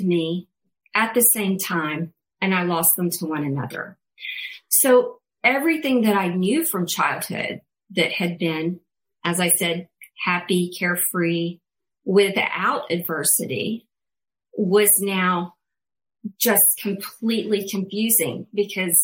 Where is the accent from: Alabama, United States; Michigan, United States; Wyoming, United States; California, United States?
Alabama, United States; I'm from Alabama originally, had a Southern Baptist kind of background